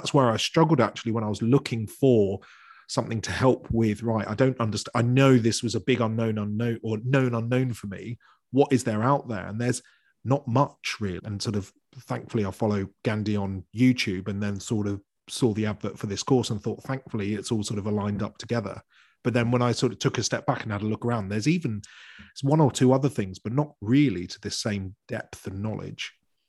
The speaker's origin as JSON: {"language": "English", "country": "United Kingdom", "said": "We don't talk about it, probably because we're all British"}